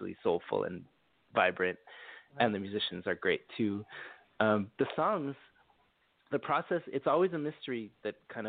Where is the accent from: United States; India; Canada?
Canada; Montreal, Quebec; I'm from Montreal, so I speak French